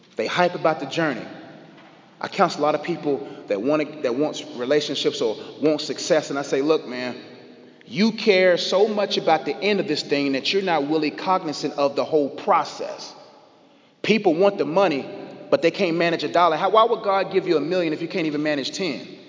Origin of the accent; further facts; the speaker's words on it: Nigeria; I'm Nigerian